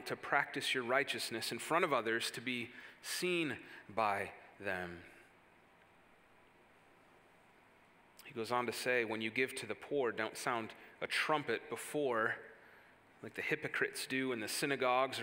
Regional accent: Wisconsin, United States; moved away as an adult; now in Indiana, United States; where I grew up in Wisconsin

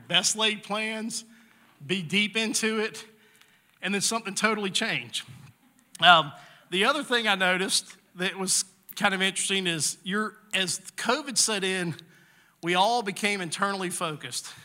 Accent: the South, United States; I grew up in the South

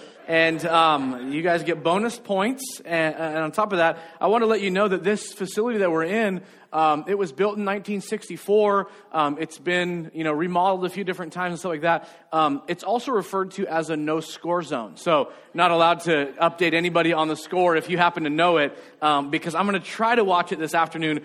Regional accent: United States; I grew up in America and I spoke English

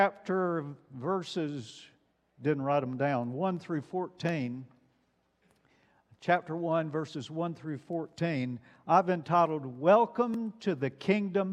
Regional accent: Alabama, United States; moved away; I grew up in Alabama

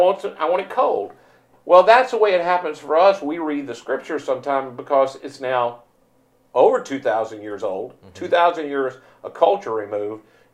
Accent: Mississippi, United States; I grew up in the South and only ever experienced the South. I'm a Mississippi guy

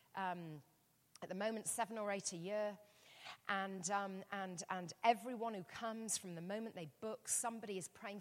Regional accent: England, United Kingdom; I'm English.

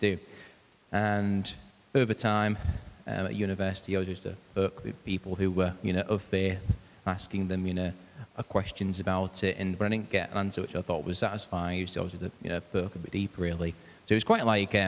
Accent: Hull, Yorkshire and the Humber, United Kingdom; I'm from Hull, born in Hull, and been in Hull ever since

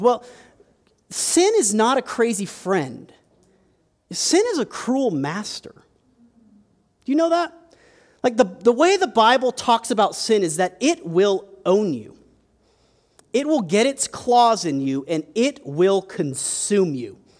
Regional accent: United States; we're American

